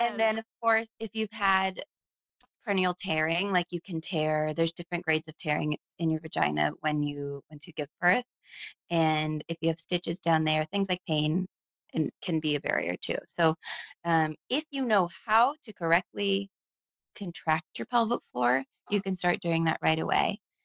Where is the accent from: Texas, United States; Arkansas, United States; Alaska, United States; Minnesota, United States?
Alaska, United States; Anchorage; moved away as an adult; also born or lived in Tacoma, Washington / Seattle, Washington / Boston, Massachusetts; I was born and raised in Anchorage, Alaska, and which is a beautiful place